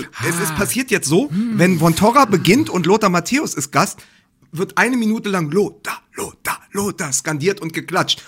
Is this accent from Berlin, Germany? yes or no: yes; Berlin, Germany; als Berliner